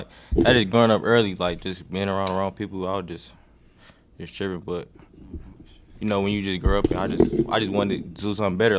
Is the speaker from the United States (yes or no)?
yes; Milwaukee, Wisconsin, United States; I was born in Milwaukee for real.